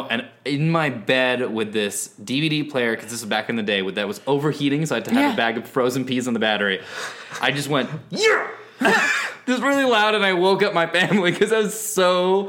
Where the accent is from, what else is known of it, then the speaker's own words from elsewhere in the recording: San Francisco Bay Area, California, United States; I'm from the Bay Area.